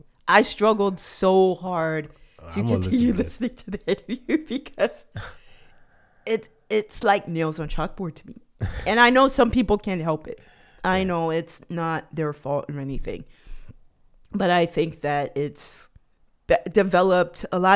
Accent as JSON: {"language": "English", "region": "New York", "country": "United States", "tie": "born or raised there", "said": "I'm from New York, born and raised, but I do not have what people think of as a New York accent."}